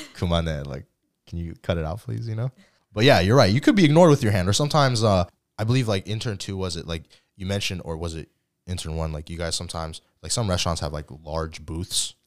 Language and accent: English; United States; yes, I do identify as American, but I also identify as Korean as well